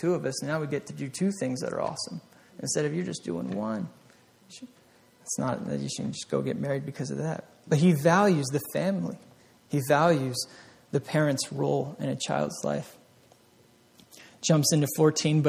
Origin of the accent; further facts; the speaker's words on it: Vermont, United States; I grew up in Vermont, the back roads